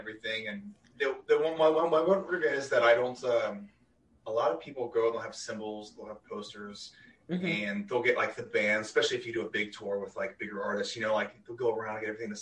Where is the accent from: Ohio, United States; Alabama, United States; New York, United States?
Ohio, United States; Cincinnati; moved away as an adult; also born or lived in Florida; now in Orlando, United States; I'm originally from Cincinnati